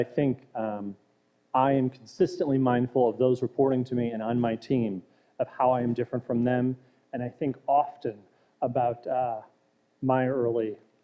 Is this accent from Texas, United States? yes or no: no; Ottawa County, Michigan, United States; growing up in Marin, Michigan, of Ottawa County